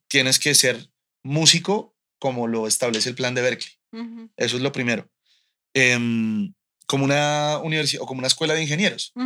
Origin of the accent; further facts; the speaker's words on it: Colombia; moved away as an adult; also born or lived in United States; now in Mexico; hace poco me mudé a, México desde Colombia